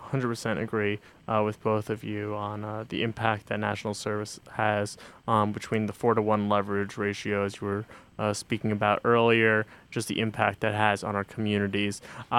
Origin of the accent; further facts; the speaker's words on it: Westchester, New York, United States; now in Binghamton, United States; I mean, I'm from Westchester